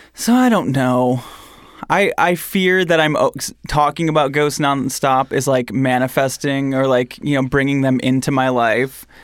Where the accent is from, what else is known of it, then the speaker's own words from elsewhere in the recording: Michigan, United States; I'm from Michigan.